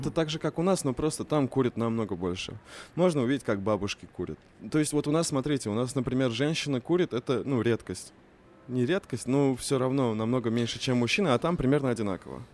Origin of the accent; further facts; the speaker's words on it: Tatarstan, Russia; also born or lived in Istanbul, Turkey; у нас в Татарстане